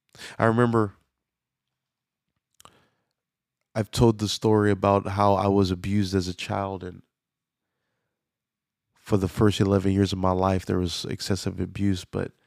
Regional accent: Louisiana, United States; I was born and raised in Louisiana, but I don't have a Louisiana accent.

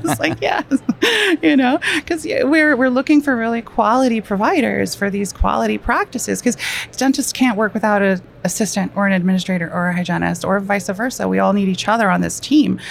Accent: New York, United States; I am a New Yorker

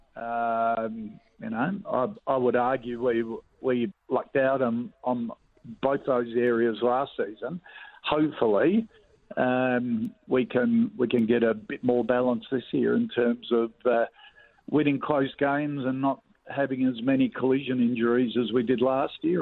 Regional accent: Adelaide, South Australia, Australia; growing up um, in Adelaide, a Port Adelaide supporter

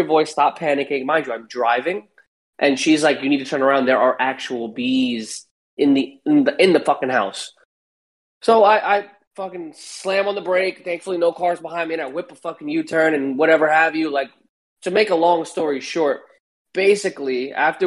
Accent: New York, United States; I'm from New York

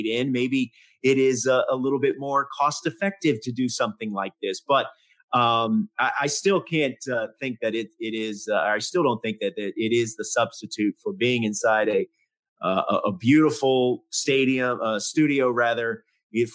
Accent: the South, United States; I grew up in the South.

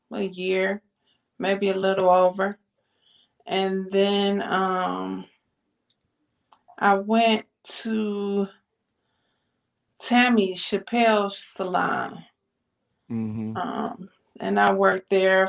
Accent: East Cleveland, Ohio, United States; I'm from East Cleveland

